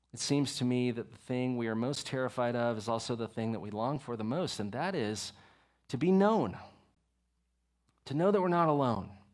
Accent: Texas, United States; I'm from Texas.

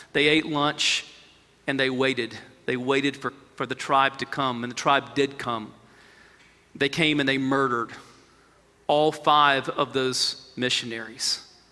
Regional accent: United States; as American believers

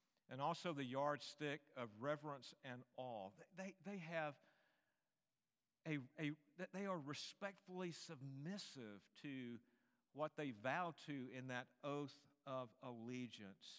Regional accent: United States; who were born citizens of this country

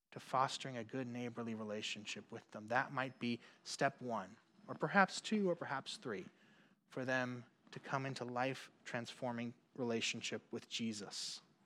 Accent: Puerto Rico; moved away; growing up in Puerto Rico.

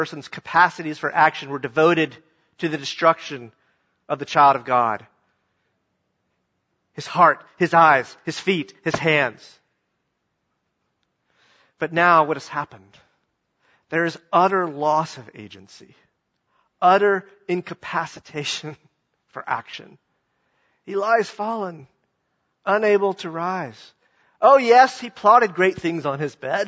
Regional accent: the South, United States; I'm a Southerner

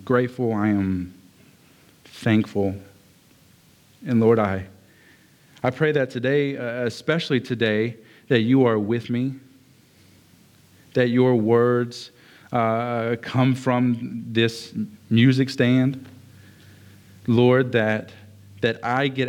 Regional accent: Lake Charles, Louisiana, United States; also born or lived in Westlake, Louisiana; I grew up in Lake Charles in Westlake. I bounced between those two quite a bit. But being in southern Louisiana is what I'm in. I grew up here in southern Louisiana

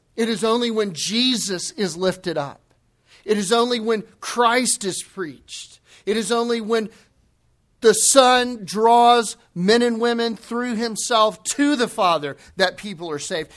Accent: the Bible Belt, the South, United States; Growing up in the Bible Belt

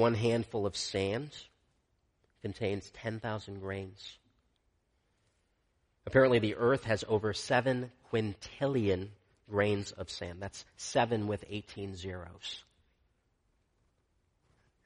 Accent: Michigan, United States; I grew up in Michigan

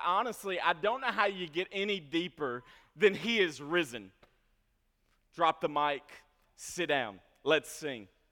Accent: Franklin, Kentucky, United States; I grew up in Franklin, Kentucky

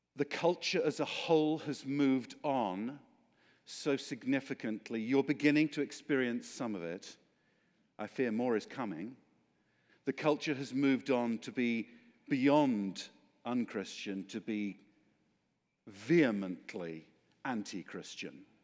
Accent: Oxford, South East England, United Kingdom; the reason I sound like this is because I come from Oxford, England.

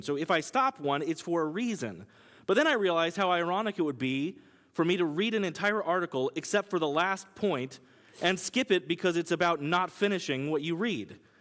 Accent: Kansas, United States; accent: Kansas; now in New York, United States; my Kansas accent

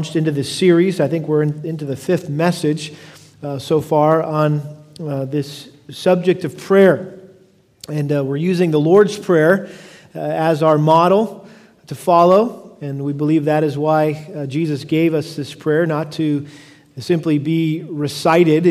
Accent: United States; also born or lived in Houston; I love being an American. I'm extremely grateful that God in his sweet providence allowed me to live in this great country.

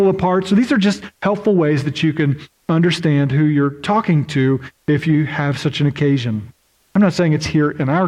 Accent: Oklahoma, United States; moved away; I grew up in Oklahoma, and in Oklahoma, we have around 600 tornadoes a year.

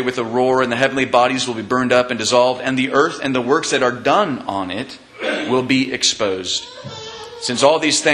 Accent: Kansas, United States; moved away; I grew up in Kansas

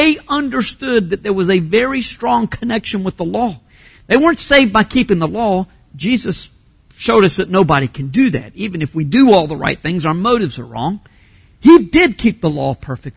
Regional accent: Fuquay-Varina, North Carolina, United States; I grew up in Fuquay Varina.

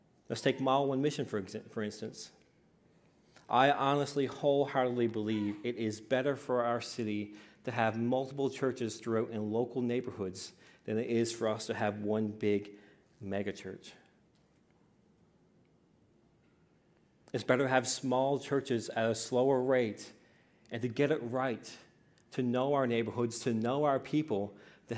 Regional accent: Newfoundland and Labrador, Canada; I grew up in the Pentecostal assemblies in Newfoundland, Labrador

